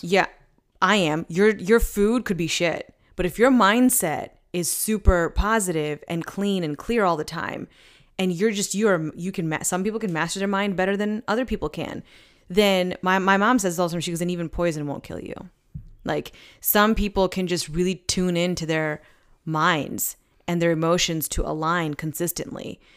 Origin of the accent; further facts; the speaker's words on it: East Coast, United States; now in Saint Louis, United States; I'm from the East Coast, so, like, we go to beaches